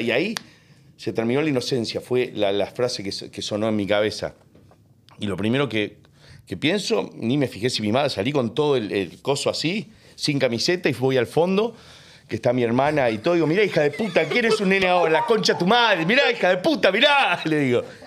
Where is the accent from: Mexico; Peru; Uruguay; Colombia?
Uruguay; born or raised there; also born or lived in United States; now in Argentina